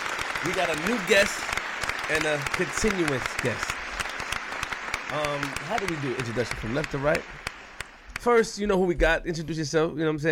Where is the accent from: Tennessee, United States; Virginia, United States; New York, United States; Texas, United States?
New York, United States; New York City; I'm from Queens.